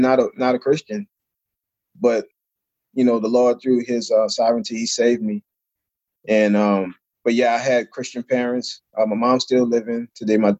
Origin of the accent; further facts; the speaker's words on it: New Orleans, Louisiana, United States; I grew up in New Orleans, Louisiana.